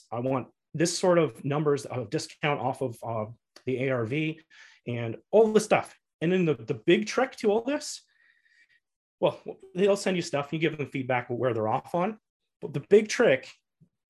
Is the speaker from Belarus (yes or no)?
no; Canada; as a Canadian